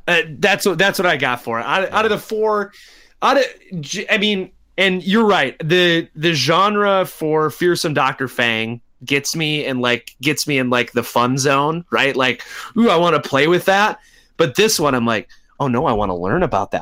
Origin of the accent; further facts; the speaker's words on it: United States; as American kids who grew up in, in American schools